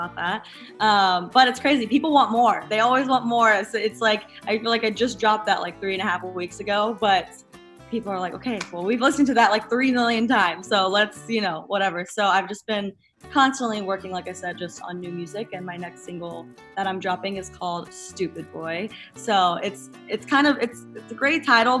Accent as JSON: {"language": "English", "town": "San Antonio", "region": "Texas", "country": "United States", "moved": "yes", "lives_now": "Los Angeles, United States", "said": "we're all from San Antonio"}